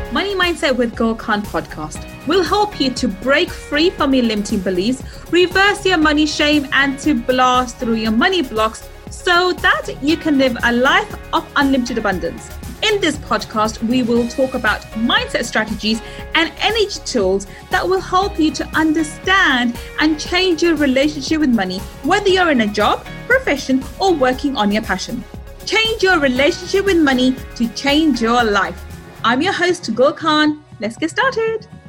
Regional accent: London, United Kingdom; I grew up in East London, in a council estate in East London, and I went to a state school

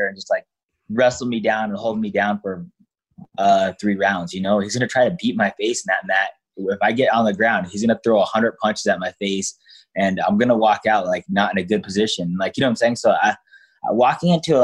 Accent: Denver, Colorado, United States; I grew up in Denver, Colorado

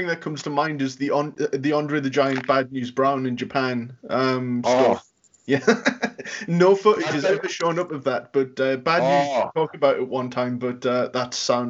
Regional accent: Newcastle upon Tyne, North East England, United Kingdom; I'm from Newcastle, England

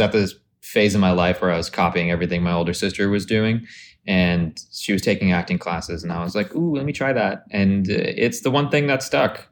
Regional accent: Arizona, United States; moved away; also born or lived in Dallas, Texas; I grew up in Arizona

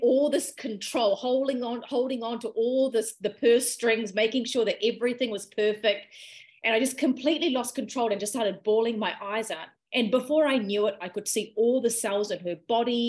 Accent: New Zealand; also born or lived in Malaysia / Sri Lanka (ancestry); I moved to New Zealand when I was about 4 years old.

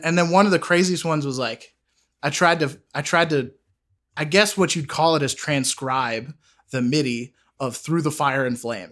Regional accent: Sudbury, Massachusetts, United States; I grew up in Sudbury, Massachusetts.

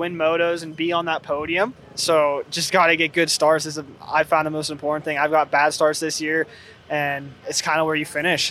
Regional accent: Pennsylvania, United States

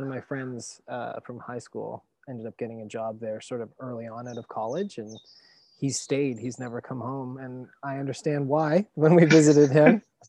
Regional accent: Annapolis Valley, Nova Scotia, Canada; also born or lived in Woodstock, New Brunswick / Hamilton, Ontario; now in Halifax, Canada; I grew up in the Annapolis Valley.

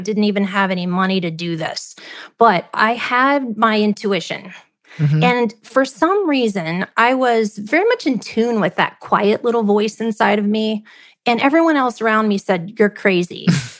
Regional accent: Midwest, United States; So I think, you know, growing up in the Midwest and having the parents I have who were just amazing people, they taught me to work hard.

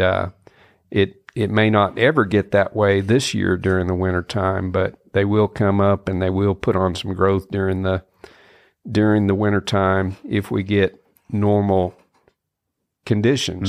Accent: Kansas, United States; moved away as an adult; now in Mississippi, United States; I grew up in Kansas, um, you know, when was 18 years old

